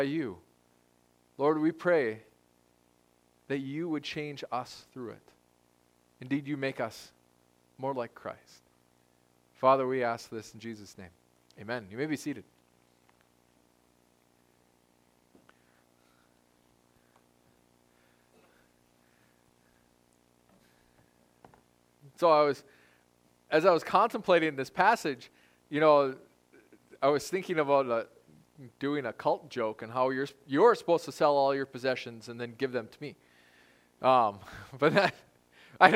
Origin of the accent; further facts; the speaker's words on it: United States; we're American. We're privileged to be Americans.